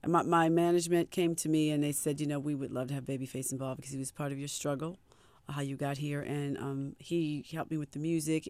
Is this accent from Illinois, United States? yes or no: no; Baltimore, Maryland, United States; we're all from Baltimore